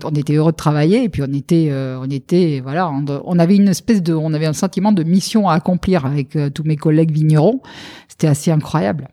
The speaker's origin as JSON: {"language": "French", "area": "Lot-et-Garonne", "region": "Nouvelle-Aquitaine", "country": "France", "tie": "born or raised there", "also_born_or_lived": "Médoc", "accent": "Sud-Ouest", "said": "je suis lot garonnaise donc euh, je suis du Sud-Ouest, ça, ça, doit s'entendre un tout petit peu."}